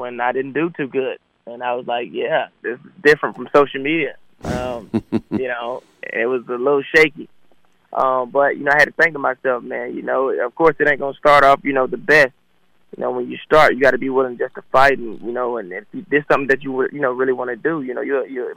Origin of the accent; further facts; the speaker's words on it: Atlanta, Georgia, United States; growing up in Atlanta